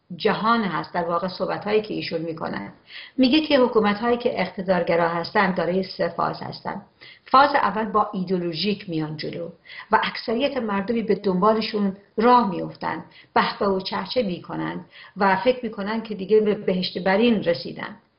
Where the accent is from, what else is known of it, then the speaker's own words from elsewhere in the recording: Iran; به عنوان یک ایرانی